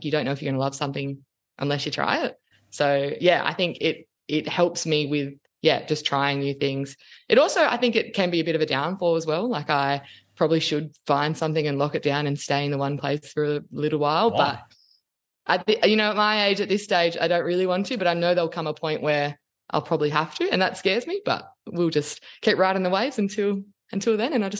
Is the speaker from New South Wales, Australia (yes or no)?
yes; Sydney, New South Wales, Australia; accent: thick Australian; I grew up in Sydney.